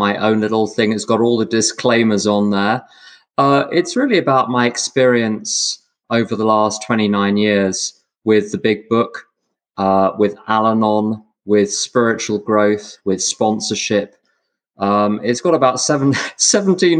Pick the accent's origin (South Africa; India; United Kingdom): United Kingdom; London; I'm from London, and I'm now sitting about a mile and a half from where I was born